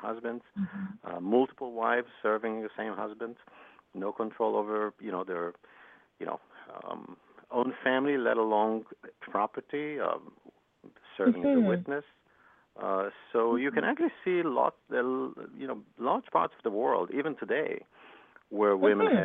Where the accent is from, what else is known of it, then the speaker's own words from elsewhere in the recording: Israel; I grew up in Israel, and I used to hike a lot and tour a lot